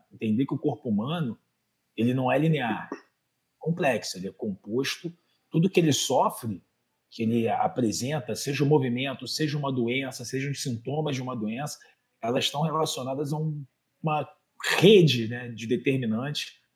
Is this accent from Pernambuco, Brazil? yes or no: no; Rio de Janeiro, Brazil; accent: Carioca; eu sou do Rio de Janeiro, não sei se dá para perceber pelo sotaque. Carioca da Gema, criada no Meier